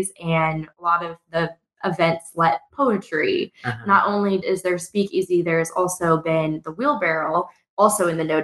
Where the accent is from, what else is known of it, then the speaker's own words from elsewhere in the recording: Topeka, Kansas, United States; also born or lived in Emporia, Kansas; I was born in Topeka, Kansas, and grew up there